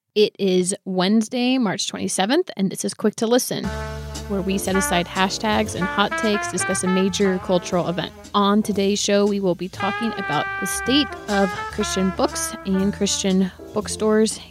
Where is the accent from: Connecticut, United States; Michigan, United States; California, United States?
California, United States; Bay Area; I grew up in the Bay Area